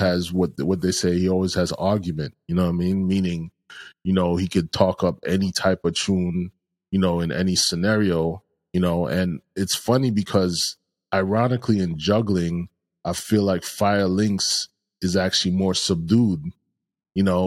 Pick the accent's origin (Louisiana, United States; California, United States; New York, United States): New York, United States; growing up in New York